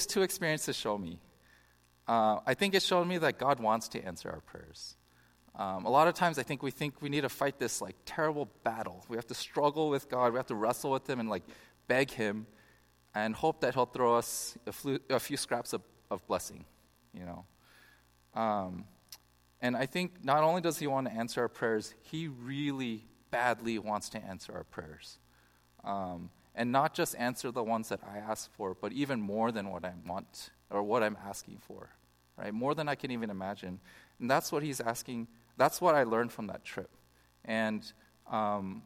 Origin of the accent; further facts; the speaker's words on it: Bay Area, California, United States; I grew up in the Bay Area